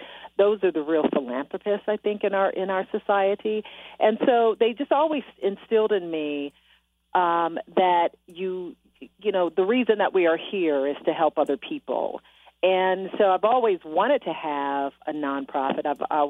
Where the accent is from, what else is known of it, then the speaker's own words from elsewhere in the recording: Detroit, Michigan, United States; You know, not only my hometown, Detroit, Michigan